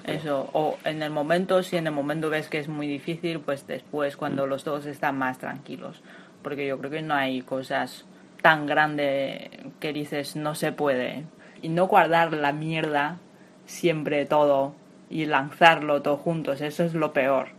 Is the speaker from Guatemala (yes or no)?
no; China; Spanish is a second language; moved away as an adult; now in Madrid, Spain; soy de China y llevo 8 años viviendo aquí en España